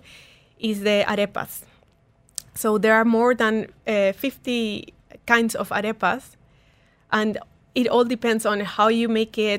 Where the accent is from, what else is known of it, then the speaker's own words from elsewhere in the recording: Peru; now in United Arab Emirates; I'm from Peru.